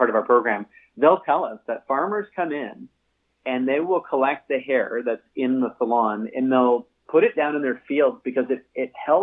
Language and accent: English; Cambridge, Ontario, Canada; also born or lived in Toronto; I was raised in Cambridge, Ontario, and started Green Circle in 2009 in Toronto. So I live just sort of north of Toronto